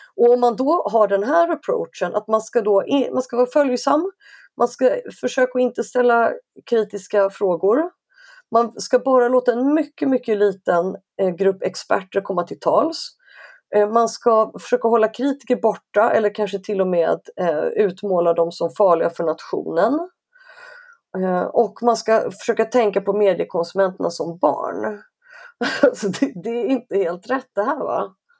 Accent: Stockholm, Stockholm County, Sweden; Jag är stockholmare så jag är så här uppe i norr, det är typ någonstans norr om Uppsala

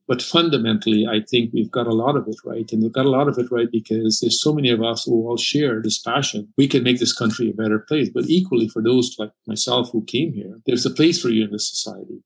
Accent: Canada; an immigrant who came to Canada and who grew up in this country

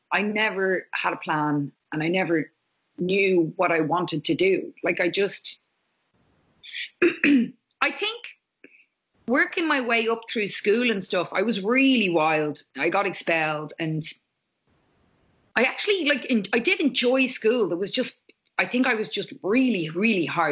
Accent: Ireland; I was raised Catholic in Ireland

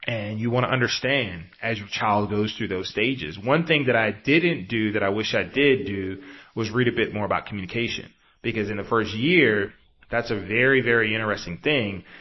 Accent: East Coast, United States; now in Bay Area, United States; especially if you're taking a six hour flight across the East Coast, like I generally do because I'm from the East Coast.

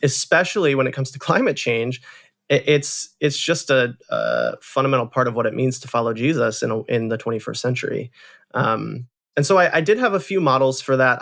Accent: Holland, Michigan, United States; I grew up in Holland, Michigan, which is a, a beautiful small town, um, on the shores of Lake Michigan

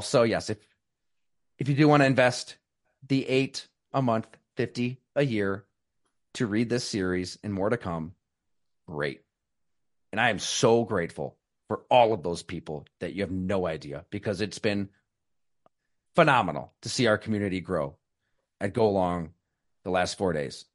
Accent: Salamanca, New York, United States; also born or lived in Syracuse, New York / Green Bay, Wisconsin; now in Buffalo, United States; I'm from Western New York. I grew up in, in Salamanca, went to Ellicottville

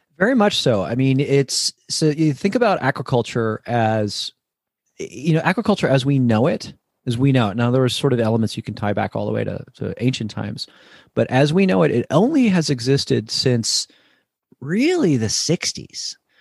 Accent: New Jersey, United States; now in Sacramento, United States; I grew up in New Jersey.

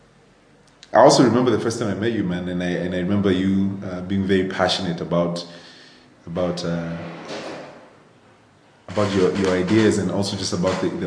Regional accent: Nairobi, Kenya; I grew up in Nairobi, born and raised

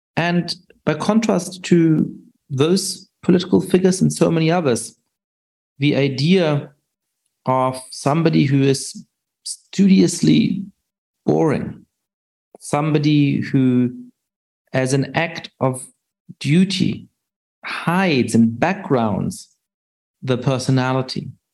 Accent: Germany; I grew up Jewish in Germany

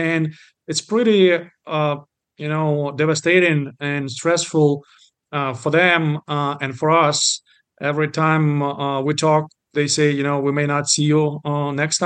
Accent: Zaporizhzhia, Zaporizhzhia Oblast, Ukraine; English is a second language; moved away as an adult; also born or lived in Kyiv, Ukraine / New Orleans, Louisiana; now in Houston, United States; I'm Ukrainian, born and raised in Zaporizhia and then in Kyiv.

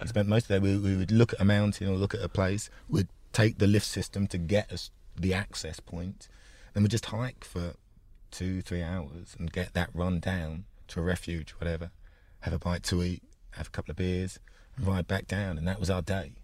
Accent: London, United Kingdom; also born or lived in Enfield / Essex; I was born in Enfield, um, grew up in North London

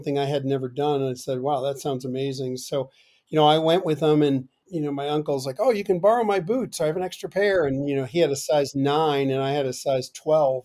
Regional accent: Chester, New Jersey, United States; moved away; I grew up in northern New Jersey in a town called Chester.

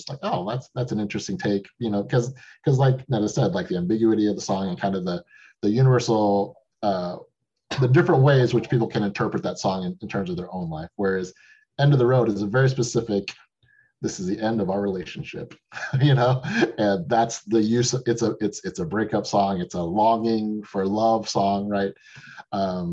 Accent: Texas, United States; moved away as an adult; also born or lived in Chicago; I'm from Texas

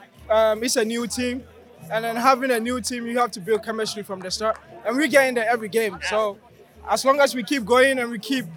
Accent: Ghana; moved away as an adult; now in Knoxville, United States

